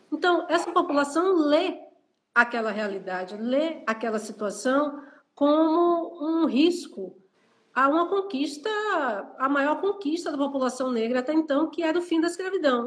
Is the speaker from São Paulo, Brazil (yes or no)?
no; Salvador, Bahia, Brazil; eu nasci no Pé do Vaz, morei um bom tempo da minha vida na Liberdade, na área da Liberdade